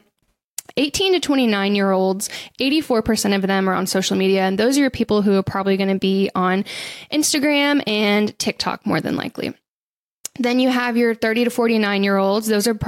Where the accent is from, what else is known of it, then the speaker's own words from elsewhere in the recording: the South, United States; I think I'm from the South